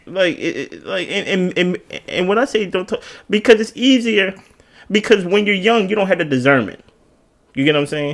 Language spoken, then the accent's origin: English; Baltimore, Maryland, United States; also born or lived in Jersey City, New Jersey; I was born in Jersey City, New Jersey. I was raised here in Baltimore, off, off the Alameda.